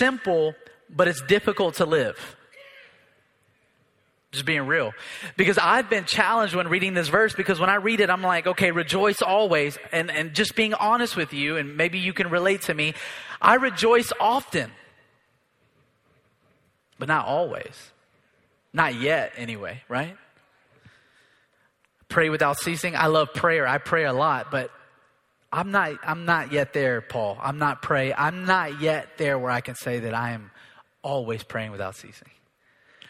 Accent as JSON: {"language": "English", "country": "United States", "said": "I'm an American too"}